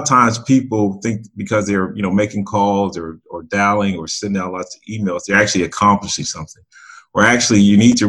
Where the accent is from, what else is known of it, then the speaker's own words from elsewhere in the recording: outside Chicago, Illinois, United States; I grew up outside Chicago